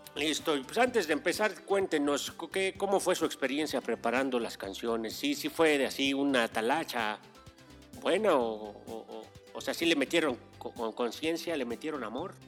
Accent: Mexico City, Mexico; Yo soy, yo soy más chilango que la torta de chilaquil.

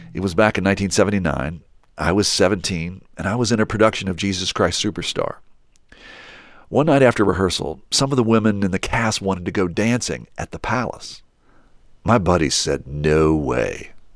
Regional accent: Charleston, West Virginia, United States; now in New York, United States; I grew up in Charleston, West Virginia, where Ted lives

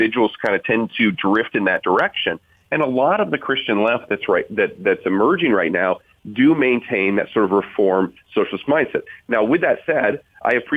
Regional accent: South Bend, Indiana, United States; I'm from South Bend, Indiana

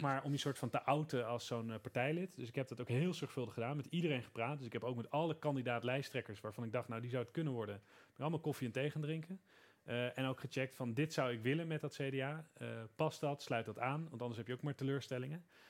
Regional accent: Veluwe, Gelderland, Netherlands; bij ons op de Veluwe

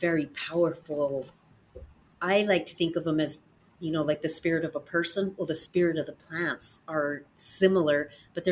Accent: United States; as an American woman

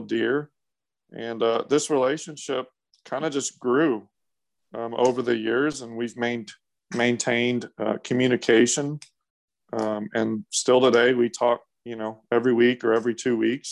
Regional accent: Boerne, Texas, United States; I grew up in Burney, Texas as an only child on my parents' property.

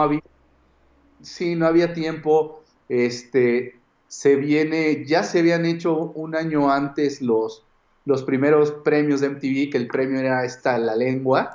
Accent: Mexico; yo era como del mexicano que vivía en México y tenía como esta idiosincrasia

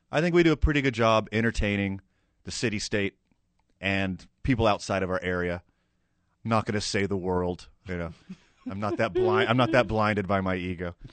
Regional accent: Houston, Texas, United States; now in Albuquerque, United States; I grew up right outside of Houston, Texas

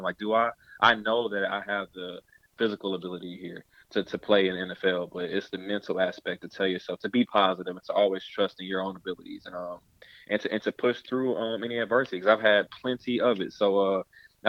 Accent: Georgia, United States; moved away as an adult; also born or lived in Massachusetts; I'm from Georgia

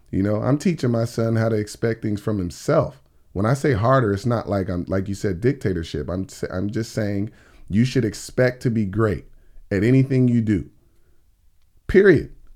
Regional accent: Oxnard, California, United States; born or raised there; also born or lived in Tallahassee, Florida / Miami, Florida / Philadelphia, Pennsylvania

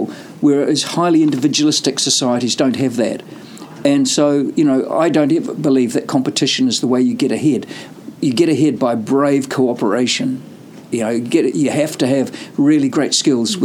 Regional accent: New Zealand; also born or lived in United Kingdom; I've always seen myself as a Kiwi in the world rather than a Kiwi in New Zealand

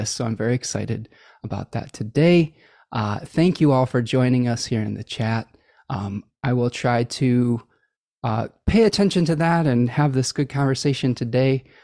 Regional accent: Oak Park, Illinois, United States; born in Oak Park.

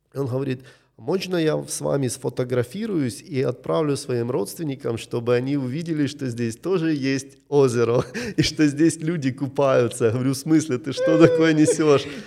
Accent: Kyiv, Ukraine; Я из Киева

